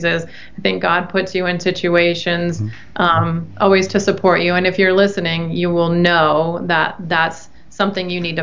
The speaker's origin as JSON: {"language": "English", "town": "Detroit", "region": "Michigan", "country": "United States", "tie": "born or raised there", "also_born_or_lived": "Texas", "moved": "as an adult", "said": "growing up in the Detroit area"}